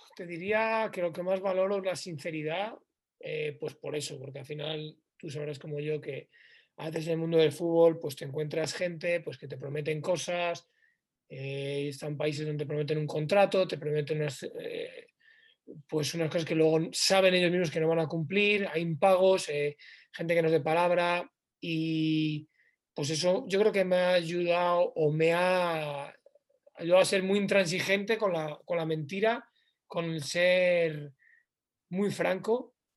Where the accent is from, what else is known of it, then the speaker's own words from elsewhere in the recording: León, Castile and León, Spain; moved away as an adult; estoy en mi ciudad, en León, en mi tierra